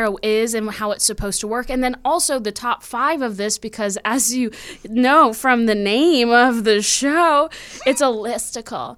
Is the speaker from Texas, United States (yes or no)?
yes; Texas, United States; I'm from Texas